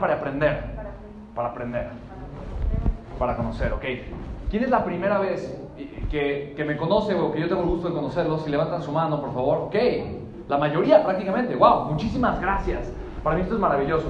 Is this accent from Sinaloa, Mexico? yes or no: no; Mexico City, Mexico; Nací en la Ciudad de México